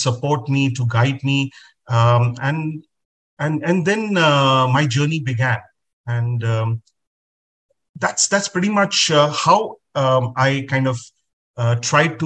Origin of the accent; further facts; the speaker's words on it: Agra, Uttar Pradesh, India; I was born and brought up in Agra, city of the Taj Mahal